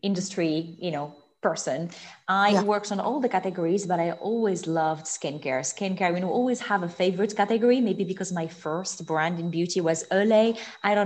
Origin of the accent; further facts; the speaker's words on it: Morocco; moved away as an adult; also born or lived in Paris / London; I grew up in Morocco. I was there until I was 17